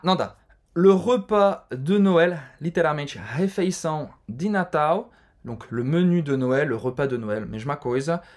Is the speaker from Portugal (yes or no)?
no; Lille, Hauts-de-France, France; em Lille também, a minha cidade natal